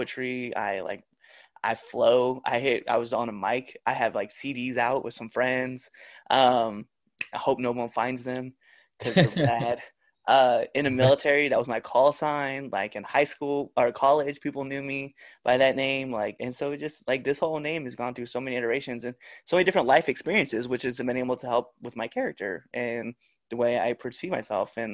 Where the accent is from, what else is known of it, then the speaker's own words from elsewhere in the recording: Bayard, Nebraska, United States; I'm proud of growing up in Bear, Nebraska.